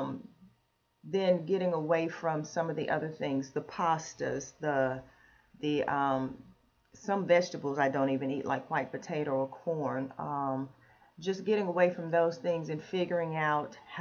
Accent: Jamestown, North Carolina, United States; also born or lived in Greensboro, North Carolina; I'm originally from North Carolina, from Jamestown, North Carolina

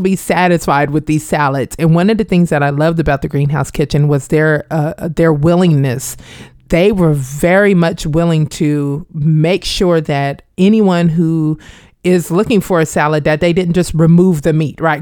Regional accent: Wichita, Kansas, United States; moved away as an adult; now in Hampton Roads, United States; growing up in Wichita, Kansas

